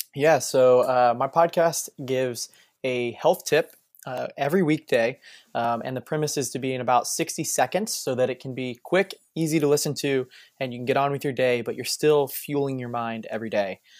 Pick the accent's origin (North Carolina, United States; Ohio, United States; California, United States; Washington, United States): Ohio, United States; Springfield; moved away as an adult; now in Florida, United States; I'm from Springfield, Ohio.